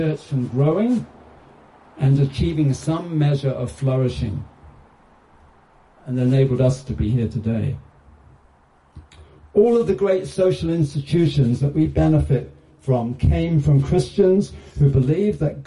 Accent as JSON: {"language": "English", "country": "United Kingdom", "said": "I'm British"}